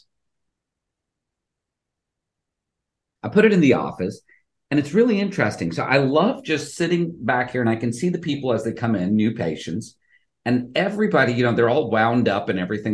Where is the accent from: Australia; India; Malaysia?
India; now in Houston, United States; I'm originally Indian, I'm Hindu